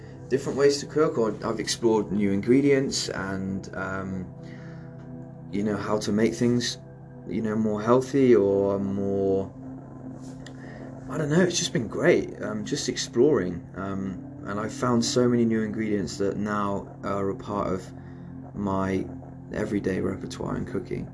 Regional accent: Cornwall, South West England, United Kingdom; I'm from Cornwall

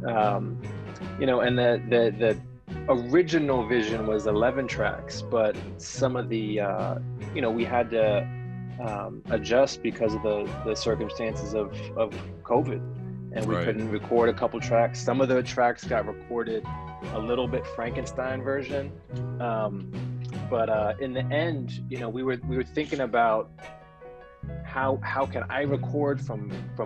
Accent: Silver Spring, Maryland, United States; I was born at Holy Cross Hospital in Silver Spring, Maryland.

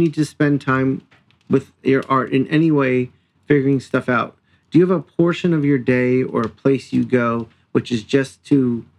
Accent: New York, United States; So I come from New York Jews.

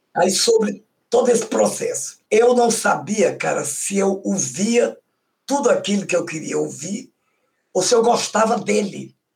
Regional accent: São Luís, Maranhão, Brazil; moved away as an adult; also born or lived in Bacabal, Maranhão; now in Rio de Janeiro, Brazil; Então eu nasci em Bacabal, fui criada lá até três, quatro anos, fui para São Luís

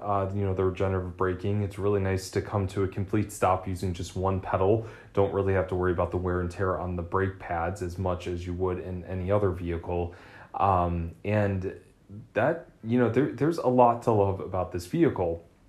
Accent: Twinsburg, Ohio, United States; moved away; I'm originally from Twinsburg, Ohio

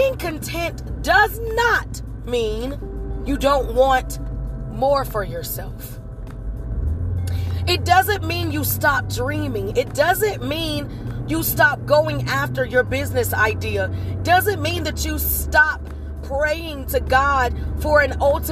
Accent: High Point, North Carolina, United States; born and raised in High Point, North Carolina

